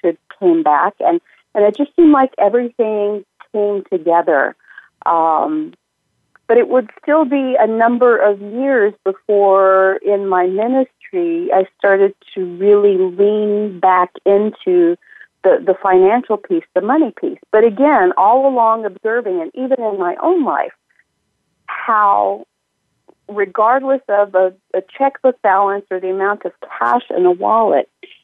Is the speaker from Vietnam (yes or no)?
no; northern Italy, Italy; moved away; also born or lived in United States; I was raised in northern Italy. I was born in the States, but did my elementary schooling in northern Italy